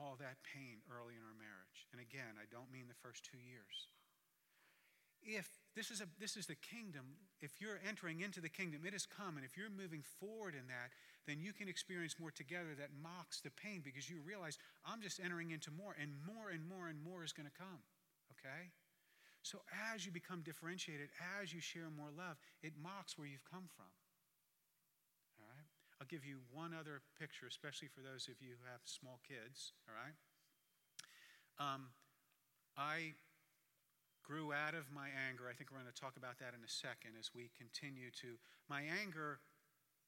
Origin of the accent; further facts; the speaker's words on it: Jersey Shore, New Jersey, United States; I'm from the Jersey Shore, but not the one you've seen on MTV